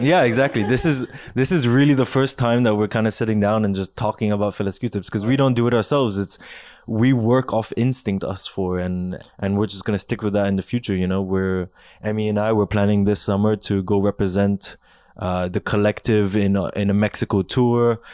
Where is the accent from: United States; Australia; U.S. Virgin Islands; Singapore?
Singapore; moved away as an adult; now in Montreal, Canada; I grew up in Singapore for 18 years of my life